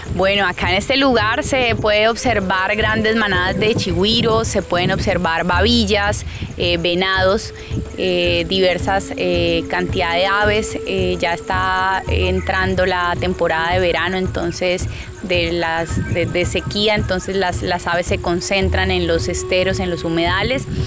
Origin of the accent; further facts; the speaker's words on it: Yopal, Casanare, Colombia; soy oriunda de Yopal Casanare y vivo actualmente en Yopal Casanare también